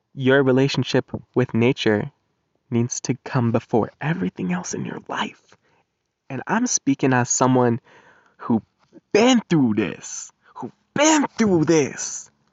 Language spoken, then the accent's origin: English; Colorado, United States; moved away; my home state, Colorado